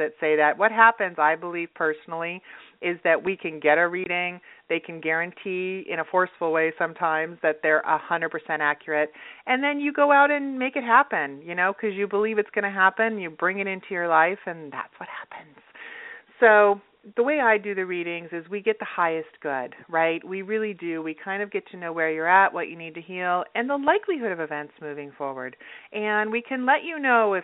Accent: Utah, United States; now in Los Angeles, United States; I grew up in Utah. So, yeah. I grew up in Utah

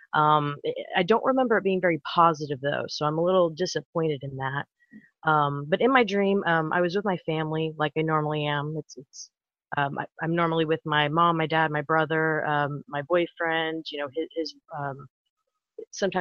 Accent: Houston, Texas, United States; I'm from Houston, Texas

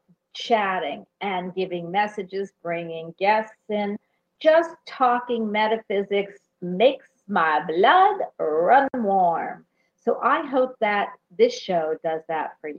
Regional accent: Philadelphia, Pennsylvania, United States; I'm from Philadelphia

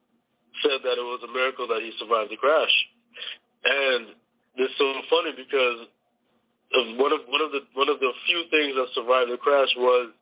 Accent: Toronto, Ontario, Canada; moved away; we're originally from Canada

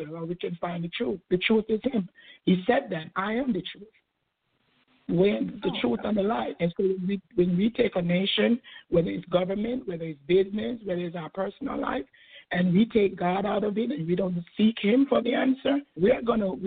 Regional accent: Jamaica; born or raised there; now in United States

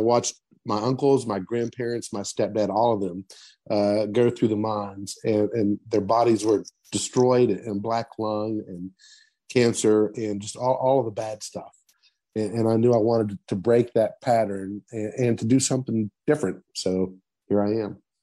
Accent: Madison, West Virginia, United States; it, it was always the plan to come back home. Um, I, am very proud of my hometown, and I have definite strong roots here. So the, plan was always to come back uh, to Madison, to the Danville area, and, and to practice here in, Boone County

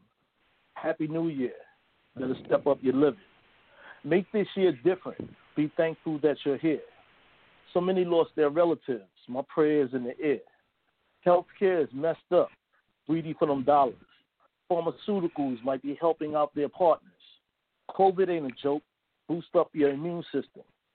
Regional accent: New York City, New York, United States; That's where I'm originally from, Harlem, New York. So I grew up around the Renaissance

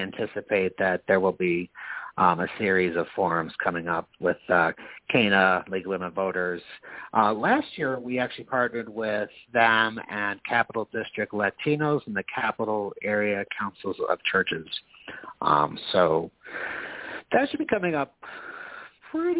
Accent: Knox, New York, United States; moved away as an adult; now in Albany, United States; I grew up in Knox in rural Albany County

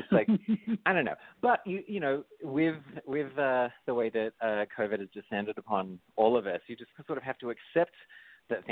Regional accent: Australia; now in United States; I'm Australian. All my family's all Australian.

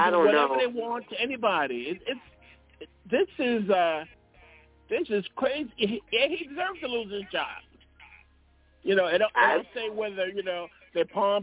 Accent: New York City, New York, United States; we grew up in Brooklyn

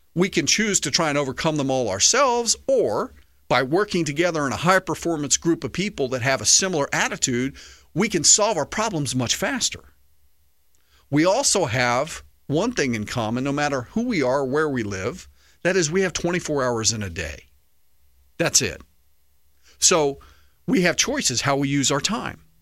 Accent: United States; as American patriots

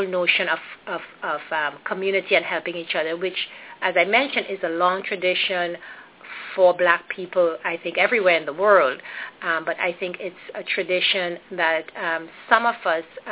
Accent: Trinidad & Tobago; I was born and raised in Trinidad and Tobago, which is a Caribbean island

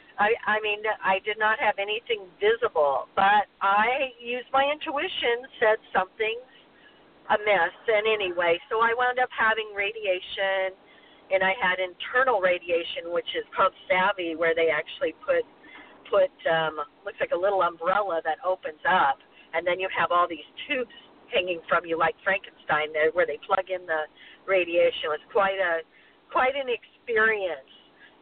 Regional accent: Hawaii, United States; also born or lived in Midwest; I grew up in Hawaii and the Midwest, and I burned a lot as a kid.

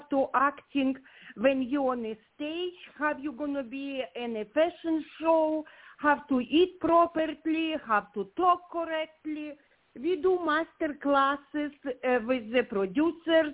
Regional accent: Ukraine; English is a second language; moved away as an adult; now in Redondo Beach, United States; I'm originally from Ukraine. My heart with this country. I live in America more of 30 years, but place when you was born gonna be always in your heart

